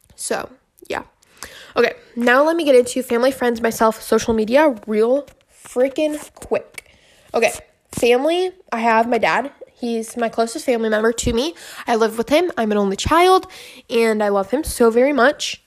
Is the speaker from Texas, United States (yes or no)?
no; Michigan, United States; my hometown in Michigan